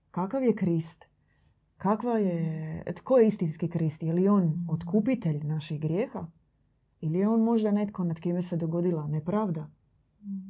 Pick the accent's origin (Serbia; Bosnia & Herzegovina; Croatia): Croatia; kod nas u Hrvatskoj